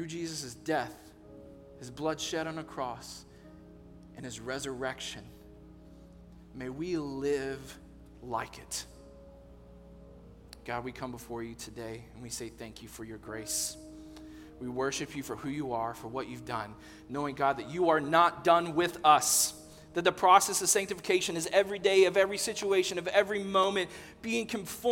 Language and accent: English; Texas, United States; I'm from Texas.